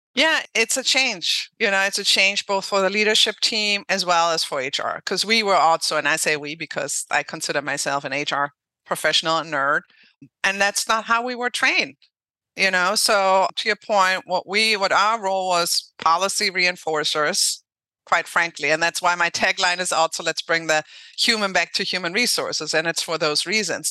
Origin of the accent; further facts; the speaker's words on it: Germany; English is a second language; moved away; I'm from Germany originally. So I learned English, French, and Russian